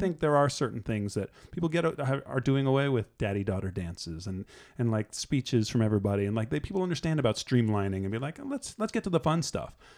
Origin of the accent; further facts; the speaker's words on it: New Jersey, United States; I'm from Jersey